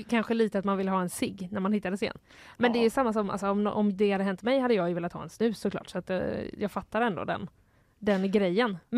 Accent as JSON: {"language": "Swedish", "town": "Mölndal", "region": "Västra Götaland", "country": "Sweden", "tie": "born or raised there", "said": "jag föddes på BB i Mölndal."}